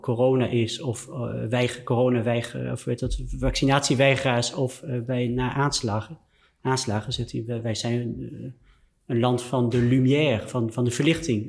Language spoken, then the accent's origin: Dutch; France; moved away; ik ben in Frankrijk opgegroeid